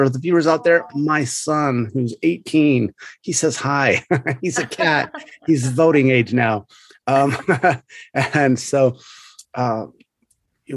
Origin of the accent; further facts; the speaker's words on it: United States; I'm American